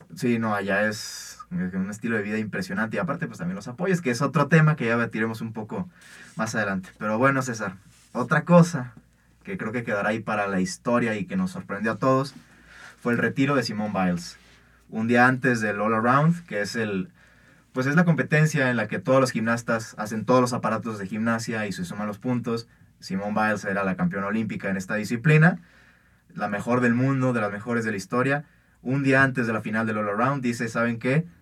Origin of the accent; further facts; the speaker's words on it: Mexico; somos mexicanos